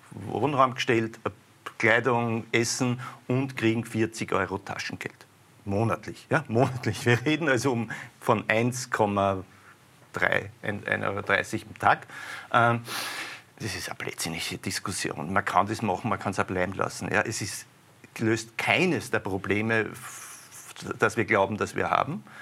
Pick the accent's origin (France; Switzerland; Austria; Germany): Austria; sind wir Österreicher